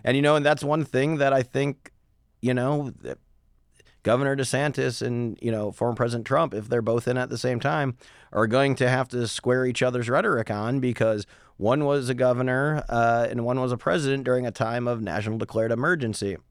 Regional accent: Midwest, United States; moved away; I come from the Midwest

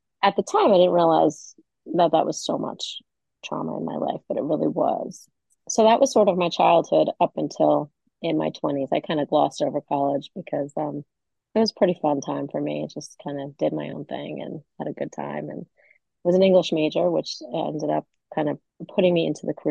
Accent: Valley Stream, New York, United States; moved away; I grew up in Valley Stream, which is on Long Island, right outside of New York City

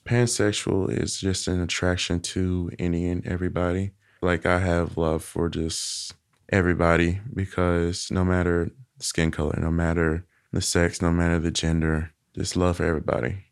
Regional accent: Little Rock, Arkansas, United States; accent: Southern; also born or lived in Helena-West Helena, Arkansas; I was born here in Little Rock

